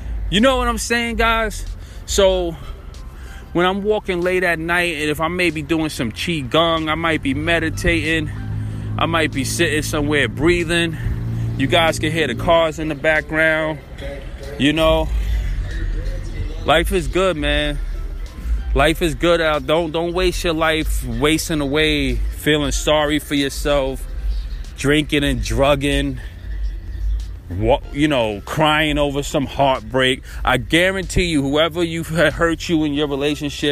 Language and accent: English; Brooklyn, New York, United States; I'm from Brooklyn